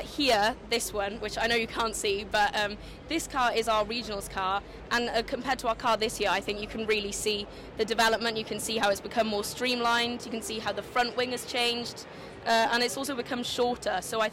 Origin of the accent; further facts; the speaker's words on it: Wales, United Kingdom; So tan means fire in Welsh, and we're all Welsh speakers, so we really wanted to incorporate that in our team.